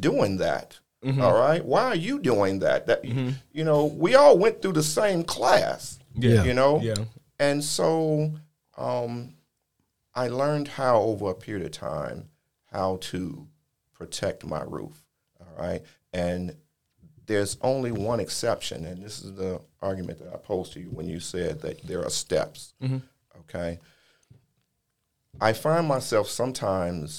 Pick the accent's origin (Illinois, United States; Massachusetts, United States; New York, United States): Illinois, United States; Chicago; moved away; I'm originally from Chicago